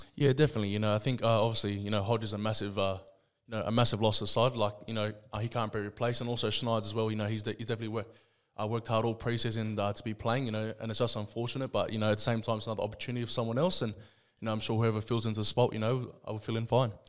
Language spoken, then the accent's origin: English; Sydney, New South Wales, Australia; I was born and raised in Liverpool, Sydney.